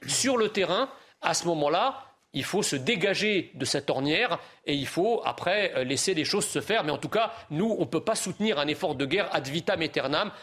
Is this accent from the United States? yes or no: no; France; en tant que Français